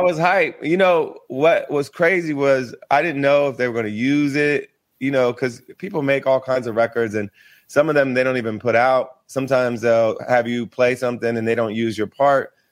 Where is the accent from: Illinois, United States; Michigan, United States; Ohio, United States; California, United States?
Ohio, United States; moved away as an adult; also born or lived in Philadelphia; I grew up in Ohio